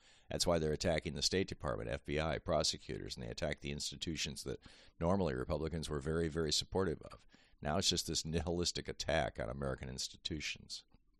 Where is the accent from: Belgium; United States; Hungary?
Hungary; born there; I was born in Hungary.